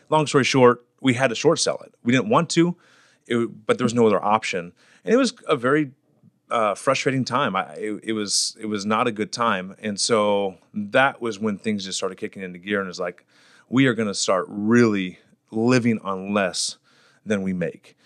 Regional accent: Fresno, California, United States; I'm born and raised in Fresno, California.

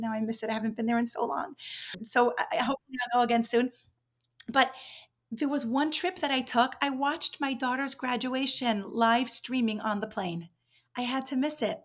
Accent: New York, United States; moved away as an adult; also born or lived in Israel / Mexico City, Mexico; now in Miami, United States; I grew up in New York

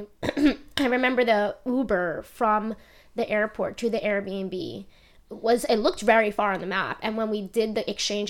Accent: Long Island, New York, United States; because we're from New York, I feel like we're... I mean, I'm still from Long Island, but I've gone to, you know, the city a lot growing up.

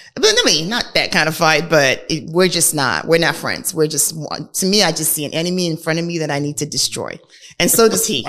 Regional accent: Nigeria; moved away; I am a Nigerian, was born and raised in Nigeria.

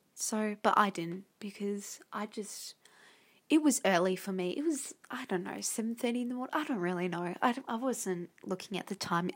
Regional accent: Australia; I'm Australian.

